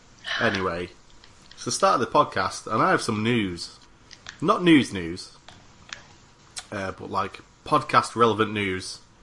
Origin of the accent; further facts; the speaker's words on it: Manchester, North West England, United Kingdom; I'm from Manchester.